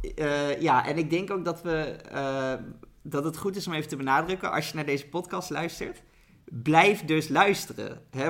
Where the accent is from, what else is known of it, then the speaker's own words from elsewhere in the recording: Netherlands; Als Nederlanders hebben we